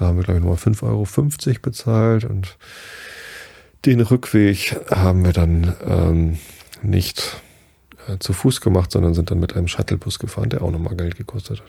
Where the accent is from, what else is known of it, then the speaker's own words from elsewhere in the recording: Northern Germany, Germany; Ich bin ja auch Norddeutscher